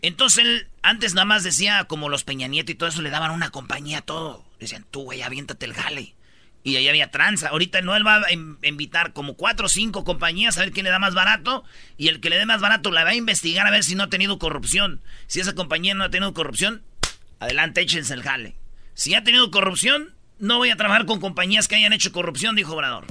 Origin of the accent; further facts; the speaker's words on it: Michoacán, Mexico; soy de Michoacán